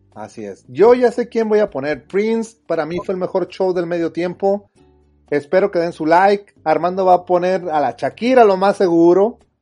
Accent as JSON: {"language": "Spanish", "country": "Mexico", "said": "nosotros como mexicanos"}